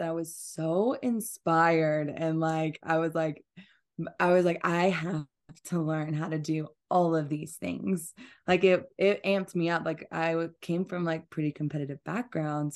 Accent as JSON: {"language": "English", "region": "Georgia", "country": "United States", "tie": "born or raised there", "also_born_or_lived": "Atlanta, Georgia", "said": "I'm from, like, a very small town, and I grew up on a farm in Georgia"}